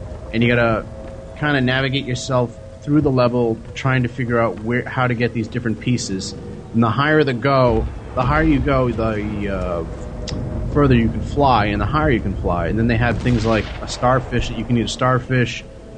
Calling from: New Jersey, United States; calling from New Jersey.

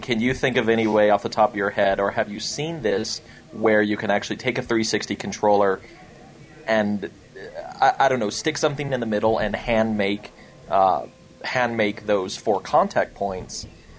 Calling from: Castle Rock, Colorado, United States; It's … in a snowy Castle Rock, Colorado right now.

